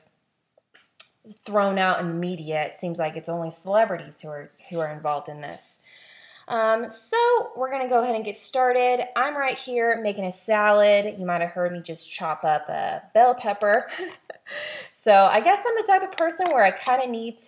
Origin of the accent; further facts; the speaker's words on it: the South, United States; I was born and raised in the South. I loved growing up in the South